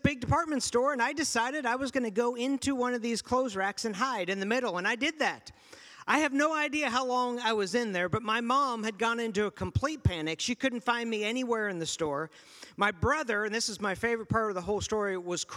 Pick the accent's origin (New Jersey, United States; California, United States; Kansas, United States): Kansas, United States; also born or lived in Pittsburgh, Pennsylvania; when I was six, I moved from Pittsburgh, Pennsylvania to Kansas.